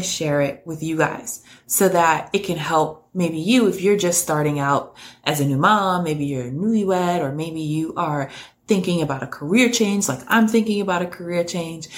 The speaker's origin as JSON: {"language": "English", "town": "New York City", "region": "New York", "country": "United States", "tie": "born or raised there", "said": "born and raised in New York City, currently live right outside of New York"}